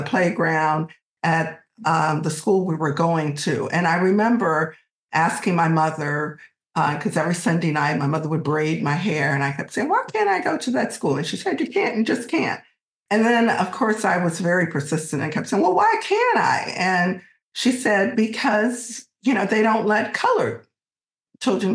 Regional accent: Alexandria, Virginia, United States; moved away as an adult; now in California, United States; this is not the Alexandria that I grew up

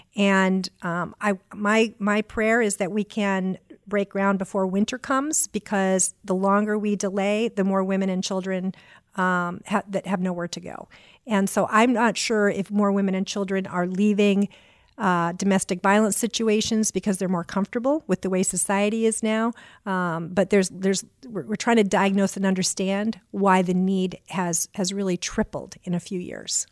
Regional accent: Auburn, Maine, United States; now in Indianapolis, United States; I grew up in Auburn, Maine

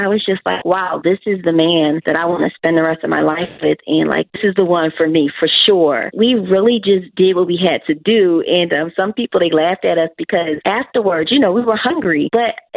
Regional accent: Philadelphia, Pennsylvania, United States; I'm from Philly

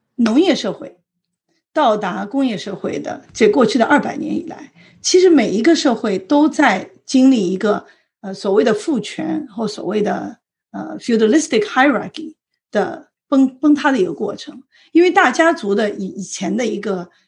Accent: Shanghai, China; moved away as an adult; now in San Francisco Bay Area, United States; 因为我是在上海长大的，那么我，我父母的户口在北京，所以我也经历了一段所谓的这个不是在上海的户口，在上海上学

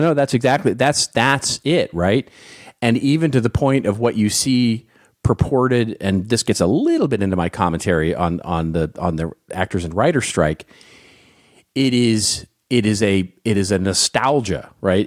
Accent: Los Angeles, California, United States; my hometown of Hollywood, California

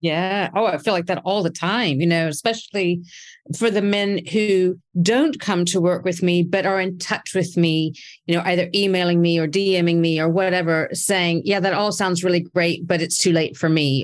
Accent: United States; I was raised in America

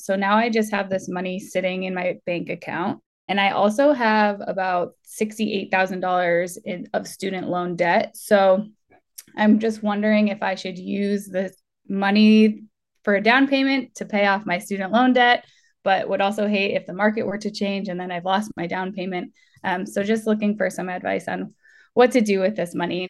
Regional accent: Massachusetts, United States; now in California, United States; I'm from Massachusetts originally. My whole family's there

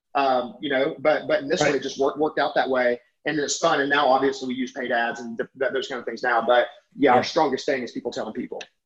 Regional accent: Alabama, United States; I'm from Alabama

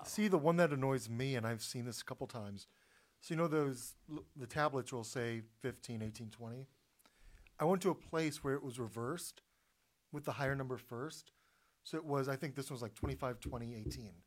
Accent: Florida, United States; I grew up in Florida

